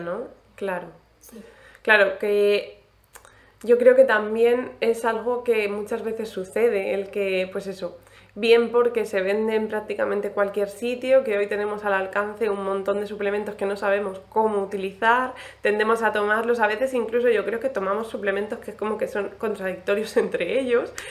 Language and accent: Spanish; Alicante, Valencian Community, Spain; now in Cartagena, Spain; yo soy de Alicante